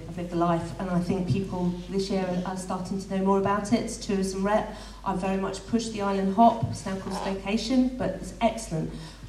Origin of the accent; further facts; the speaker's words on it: London, United Kingdom; now in Guernsey; I was born in London in 1994. I came to Guernsey.